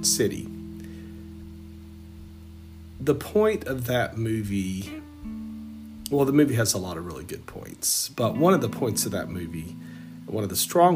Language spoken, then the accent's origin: English; Southeast Texas, United States; growing up in Southeast Texas, was not a fan. I did not like growing up in a small country town